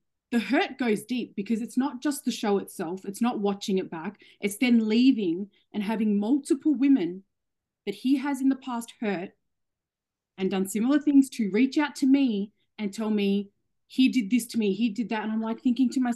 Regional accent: Australia; I love being Australian

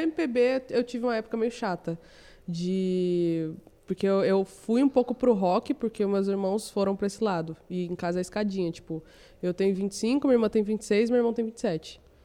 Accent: São José dos Campos, São Paulo, Brazil; eu nasci em São José dos Campos, aí eu trabalhava no hotel

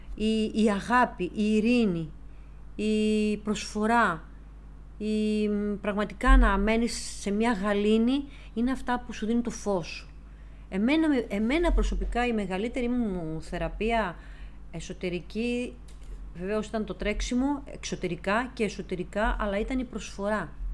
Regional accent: Greece; ως Ελληνίδα

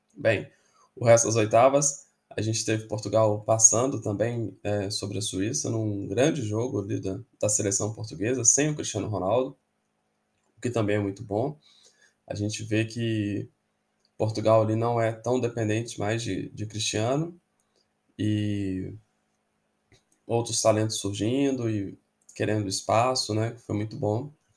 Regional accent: Belo Horizonte, Minas Gerais, Brazil; Eu nasci em 1983 e em Belo Horizonte, né, eu morava ali no, no bairro Caiçara

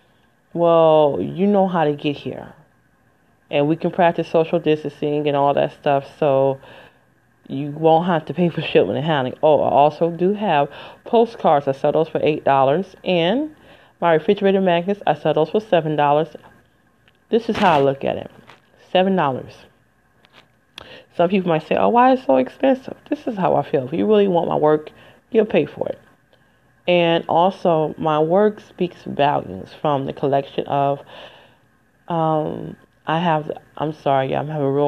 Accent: Michigan, United States; moved away as an adult; it's in Michigan, my home state. I ain't lived in 20 years

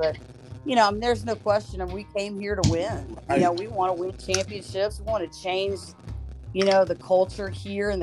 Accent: South Louisiana, United States; I'm a South Louisiana girl

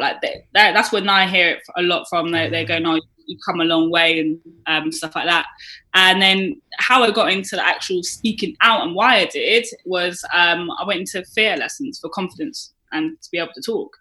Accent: Bath, South West England, United Kingdom; I was brought up in Bath, mm-hmm. um, so it's right next to Bristol

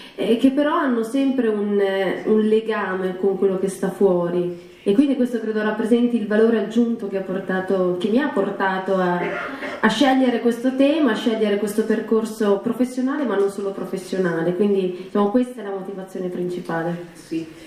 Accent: northern Italy, Italy; also born or lived in Milan; nel mio paese di origine, nel, nella mia zona del nord Italia

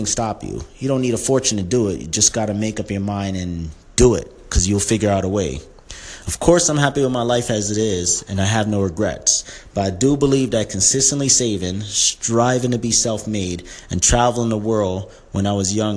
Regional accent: New York City, New York, United States; When I was younger and growing up in Brooklyn

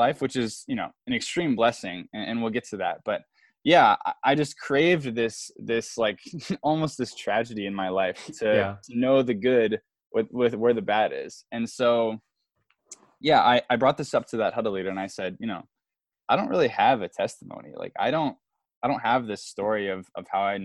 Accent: Davenport, Iowa, United States; I'm from Davenport, and my home church that I grew up

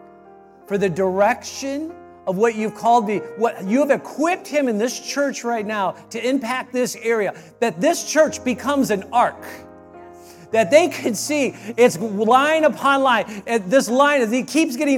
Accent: Michigan, United States; I'm from Michigan

